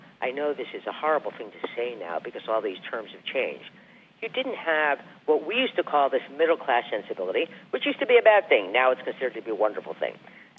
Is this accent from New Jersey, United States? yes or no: yes; New Jersey, United States; now in New York, United States; I was from New Jersey